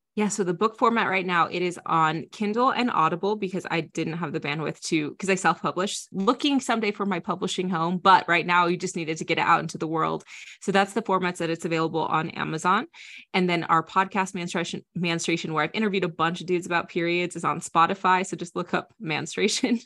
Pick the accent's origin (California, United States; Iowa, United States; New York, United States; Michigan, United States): Iowa, United States; I grew up in Iowa